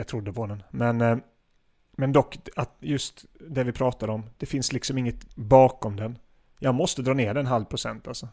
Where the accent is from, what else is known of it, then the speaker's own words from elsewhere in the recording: Gislaved, Jönköping County, Sweden; Gislaved där jag kommer ifrån